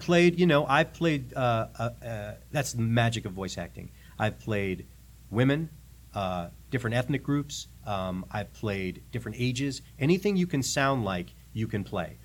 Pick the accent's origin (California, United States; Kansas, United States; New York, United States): New York, United States; New York City; moved away as an adult; now in Nashville, United States; I grew up in New York City